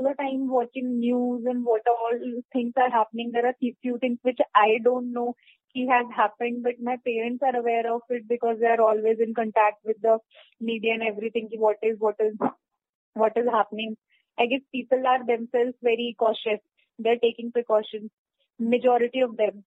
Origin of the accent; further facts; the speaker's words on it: Delhi, India; I am from Delhi only